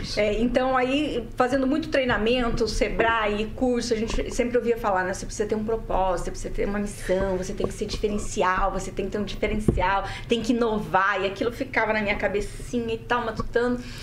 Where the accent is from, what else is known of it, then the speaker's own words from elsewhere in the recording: interior of Paraná, Brazil; also born or lived in Santa Catarina; eu fui adotada, né, por uma família de agricultores é, do interior do Paraná. Eu nasci em Santa Catarina